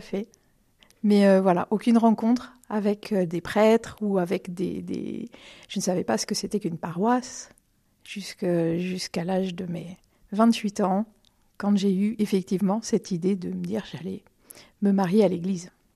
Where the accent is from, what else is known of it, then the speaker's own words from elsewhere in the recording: Romorantin-Lanthenay, Centre-Val de Loire, France; also born or lived in Vendôme / Blois; now in Montoire-sur-le-Loir, France; je, suis née euh, à Vendôme, mais j'ai grandi à Romorantin